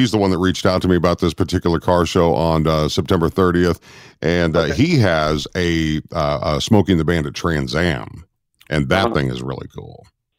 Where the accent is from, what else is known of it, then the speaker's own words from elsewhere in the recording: Rochester, Minnesota, United States; moved away; I'm 16 years old in my $200 piece of crap driving across my hometown of Rochester, Minnesota.